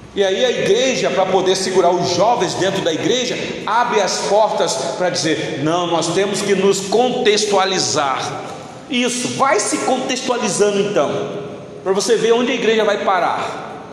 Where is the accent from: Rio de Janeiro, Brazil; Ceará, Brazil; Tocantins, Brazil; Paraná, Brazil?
Rio de Janeiro, Brazil; Eu sou natural do Rio de Janeiro